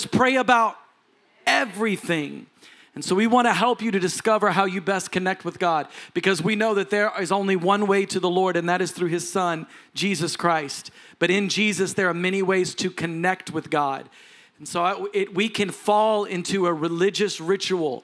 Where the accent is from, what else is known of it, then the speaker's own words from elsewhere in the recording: Texas, United States; I'm a Texan